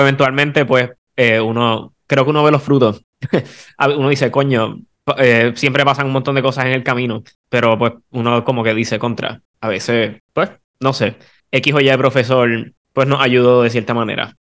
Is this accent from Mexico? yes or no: no; San Juan, Puerto Rico; vengo de la Libre, de la Escuela Libre de Música de San Juan